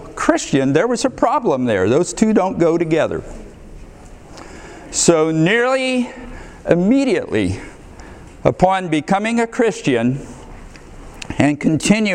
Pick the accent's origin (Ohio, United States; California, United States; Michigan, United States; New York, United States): Ohio, United States; moved away as an adult; also born or lived in Boston; now in Texas, United States; I grew up in Ohio in a small town, excellent family